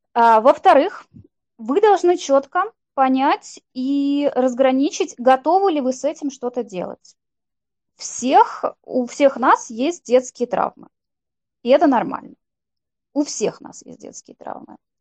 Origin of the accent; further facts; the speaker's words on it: Saint Petersburg, Russia; мы с Викой из Санкт-Петербурга